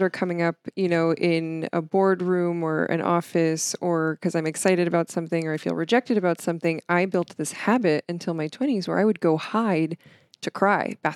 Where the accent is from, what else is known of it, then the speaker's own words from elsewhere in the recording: Stroudsburg, Pennsylvania, United States; Stroudsburg, Pennsylvania.